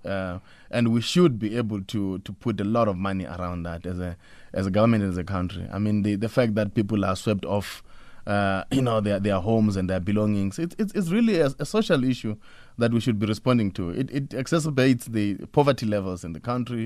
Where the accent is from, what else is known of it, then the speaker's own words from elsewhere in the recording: Pretoria, Gauteng, South Africa; I come from Pretoria